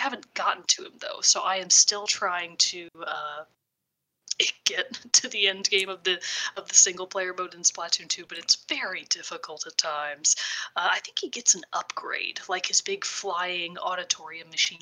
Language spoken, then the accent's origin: English; Texas, United States; I am also from Texas